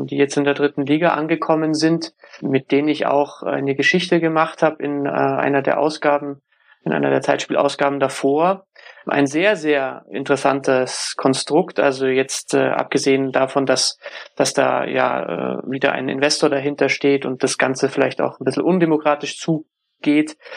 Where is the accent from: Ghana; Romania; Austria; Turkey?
Turkey; meiner Lederhosen auf die Wiesen. Und auf der anderen Seite bin ich aber Türke.